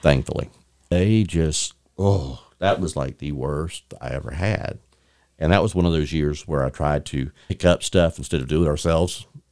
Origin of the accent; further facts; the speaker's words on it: Bay County, Florida, United States; I'm from Bay County